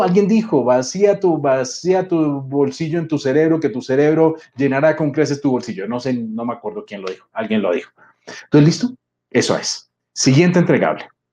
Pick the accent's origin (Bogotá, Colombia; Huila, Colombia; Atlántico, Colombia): Bogotá, Colombia; moved away as an adult; also born or lived in Mexico City, Mexico; Yo soy bogotano, soy colombiano, pero vivía en la Ciudad de México